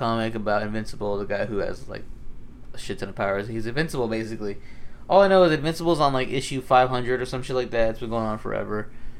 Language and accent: English; New York, United States; Fucking, I'm from New York here.